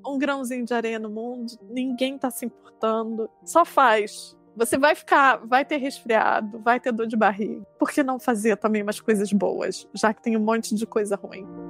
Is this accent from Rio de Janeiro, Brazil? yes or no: yes; Rio de Janeiro, Brazil; moved away; pensando assim no Rio, que é a minha cidade